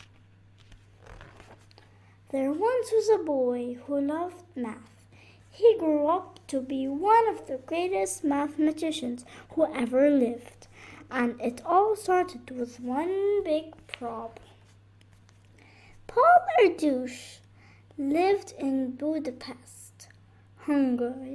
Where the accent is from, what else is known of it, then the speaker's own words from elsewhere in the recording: Beirut, Beirut Governorate, Lebanon; I'm from Lebanon, Beirut